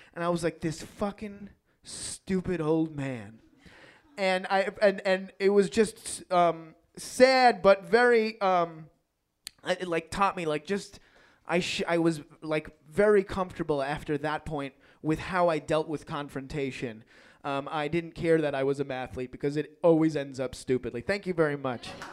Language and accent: English; New York City, New York, United States; I grew up in Queens in New York